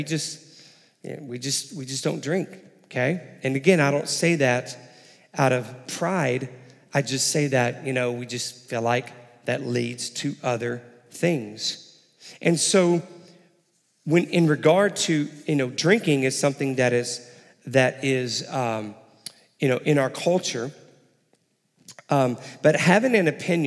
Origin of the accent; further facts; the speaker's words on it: Texas, United States; also born or lived in Illinois / Houston, Texas; I was born and raised in Texas. My family and I moved up to Illinois for about 5 years, and then we moved back down the summer before my high school started, and down to Houston